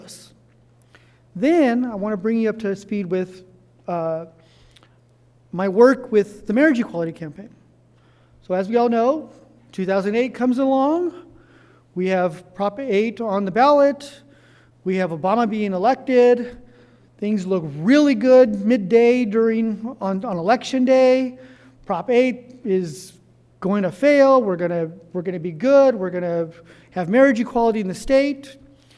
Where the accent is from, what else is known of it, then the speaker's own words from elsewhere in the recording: Orange County, Southern California, United States; I was born and raised in Southern California, in Orange County